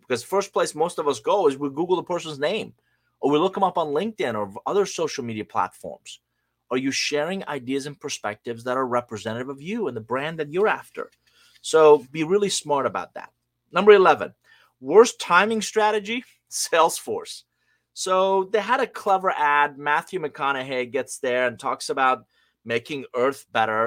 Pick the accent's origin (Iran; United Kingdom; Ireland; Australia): Iran; English is a second language; moved away; I'm originally from Iran. I came to this country with a hundred bucks, a suitcase, didn't know anybody, didn't speak a word of English